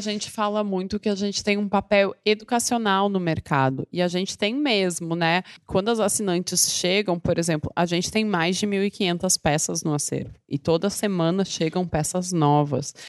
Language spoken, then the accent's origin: Portuguese; Porto Alegre, Rio Grande do Sul, Brazil; moved away as an adult; now in São Paulo, Brazil; Eu sou de Porto Alegre, mas eu moro em São Paulo há 10 anos